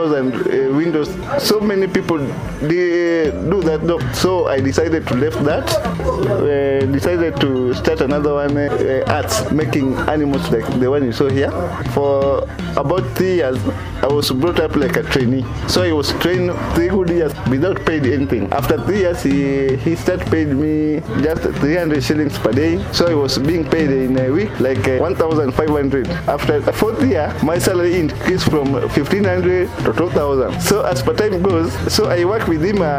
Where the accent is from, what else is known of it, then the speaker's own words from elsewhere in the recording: Nyanza, Kenya; I come from Nyanza